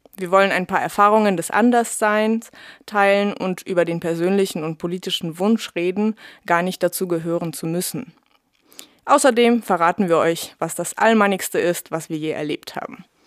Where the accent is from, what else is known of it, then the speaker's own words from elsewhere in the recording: Russia; moved away; bei mir ging es schon in der ersten Klasse los. Da wurde ich in Russland als Deutsche beschimpft